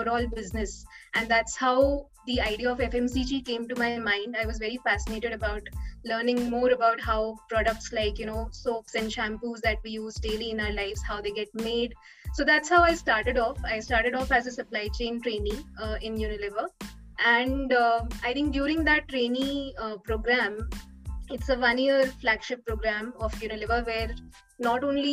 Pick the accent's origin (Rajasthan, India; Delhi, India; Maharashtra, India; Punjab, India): Rajasthan, India; Kota; I'm basically from Rajasthan, from a city named Kota.